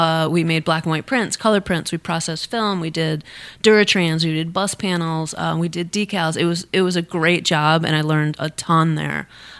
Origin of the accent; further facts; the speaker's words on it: Tiverton, Rhode Island, United States; also born or lived in Rochester, New York; I grew up in Tiverton on this beautiful vegetable farm